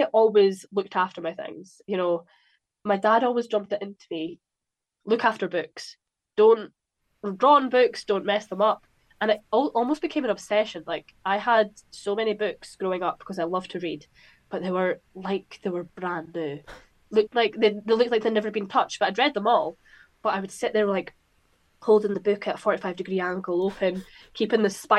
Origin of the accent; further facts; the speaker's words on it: Scotland, United Kingdom; also born or lived in Newcastle; Depends if I'm looking at myself as a Scottish person or a British person